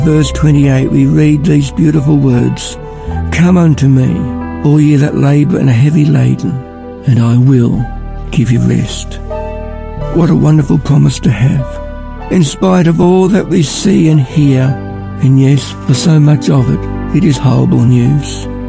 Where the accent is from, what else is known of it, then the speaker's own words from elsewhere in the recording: Ballarat, Victoria, Australia; I'm from Ballarat